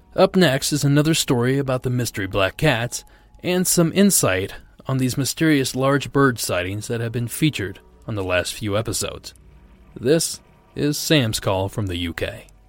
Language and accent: English; South Region, Brazil; moved away as an adult; now in Maryland, United States; I'm originally from South Brazil, but I have lived in Maryland for almost five years